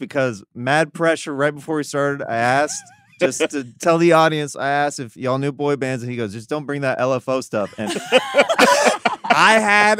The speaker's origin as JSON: {"language": "English", "region": "Kansas", "country": "United States", "said": "Originally from Kansas."}